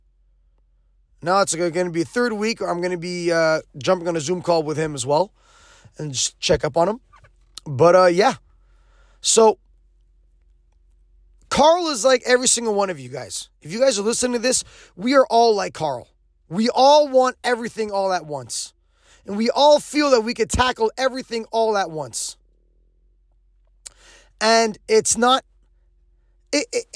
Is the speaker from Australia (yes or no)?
no; Quebec, Canada; I'm an English guy who's born and raised in Quebec